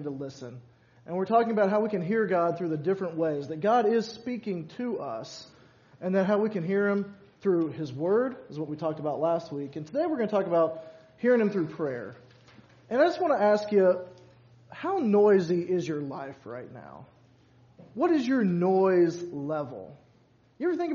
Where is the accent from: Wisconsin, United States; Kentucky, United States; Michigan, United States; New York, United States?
Kentucky, United States; Louisville; also born or lived in Glendale, Kentucky; growing up all my life in Louisville